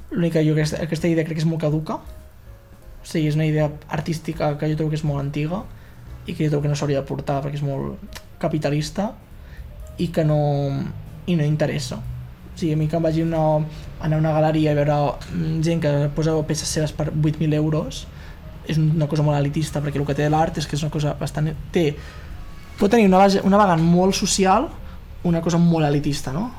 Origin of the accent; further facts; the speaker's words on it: Fortià, Catalonia, Spain; moved away as an adult; now in Barcelona, Spain; a Fortià a Fortià, al meu poble